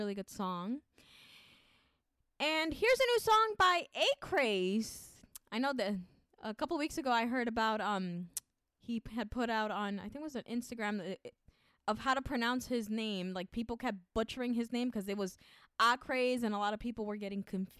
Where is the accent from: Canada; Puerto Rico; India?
Puerto Rico; it's spelled in Spanish because I'm from Puerto Rico.